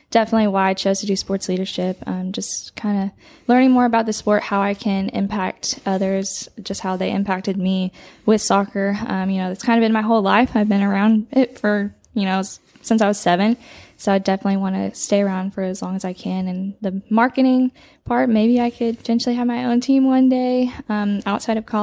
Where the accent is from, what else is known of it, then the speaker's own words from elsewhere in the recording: McKinney, Texas, United States; I'm from McKinney, Texas, which is in the Dallas area